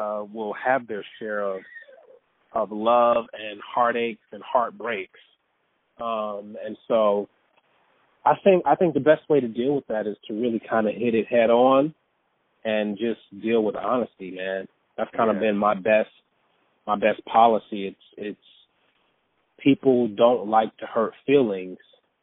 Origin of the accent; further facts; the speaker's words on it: Detroit, Michigan, United States; moved away as an adult; also born or lived in San Diego, California / North Carolina / New York / Los Angeles; even though I'm from Detroit, I was actually born in San Diego.